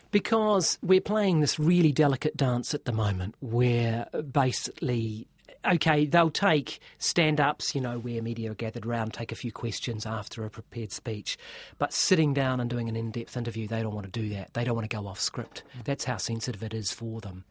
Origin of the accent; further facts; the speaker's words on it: New Zealand; as New Zealander uh, who doesn't speak uh, Chinese